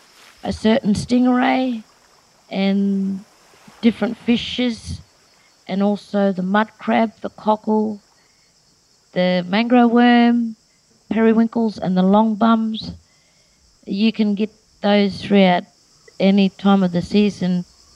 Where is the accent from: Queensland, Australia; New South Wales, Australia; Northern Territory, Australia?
Northern Territory, Australia; Darwin; I'm a Larrakia saltwater woman. I've been born and bred in Darwin from a big family. I've lived in a little community called Balluin. It's across the harbour from Darwin. I grew up there.